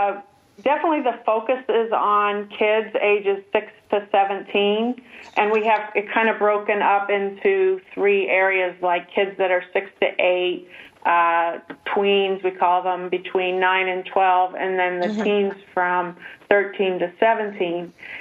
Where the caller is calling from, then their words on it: Washington, United States; No, we're on the West Coast. I'm at Joint Base Lewis-McChord.